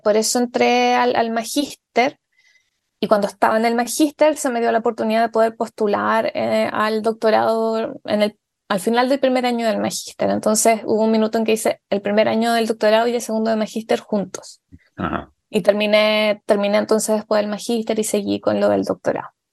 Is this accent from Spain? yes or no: no; Tomé, Biobío, Chile; yo soy de Tomé, que eso es muy importante para mí, siempre eh, lo digo, eh, porque para mí es fundamental saber y que, que se sepa que, que, he sido criada en provincia